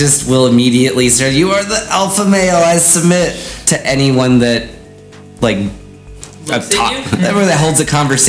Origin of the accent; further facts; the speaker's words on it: American Midwest, United States; I am also from the windswept plains of the American Midwest.